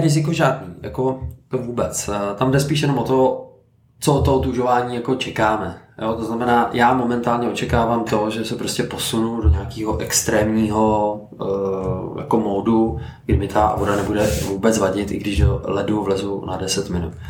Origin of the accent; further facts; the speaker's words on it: Teplice, Ústí nad Labem Region, Czechia; já jsem z Teplic eh, a chodím se otužovat nahoru na Cínovec